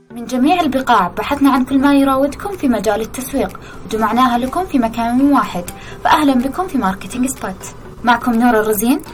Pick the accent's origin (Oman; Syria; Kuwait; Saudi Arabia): Saudi Arabia; إحنا بدورنا كسعوديين